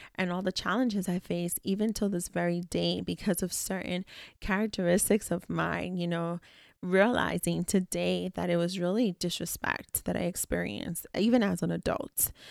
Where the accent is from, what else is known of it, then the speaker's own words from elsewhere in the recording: New York City, New York, United States; I was very much so raised around plenty of people within my childhood communities, within my, you know, South Bronx building